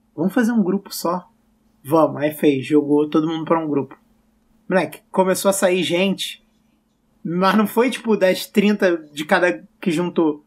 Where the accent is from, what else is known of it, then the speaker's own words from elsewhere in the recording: Rio de Janeiro, Brazil; also born or lived in Belo Horizonte; eu sou carioca